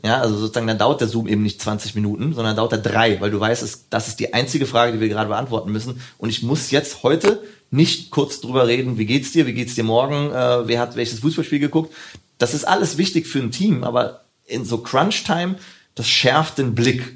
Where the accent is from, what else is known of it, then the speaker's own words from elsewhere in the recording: Hürth, North Rhine-Westphalia, Germany; wo ich herkomme, bin in Köln geboren, äh, genauer gesagt in Hürth